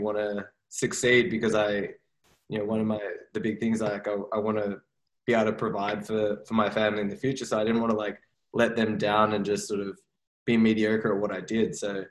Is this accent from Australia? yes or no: yes; Sydney, New South Wales, Australia; Growing up in Sydney, my whole life, I have not lived in Paris.